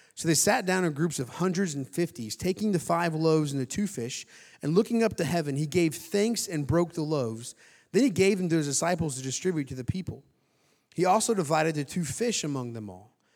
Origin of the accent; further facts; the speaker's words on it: Indiana, United States; moved away; I'm from Indiana, like Trevor, went to high school together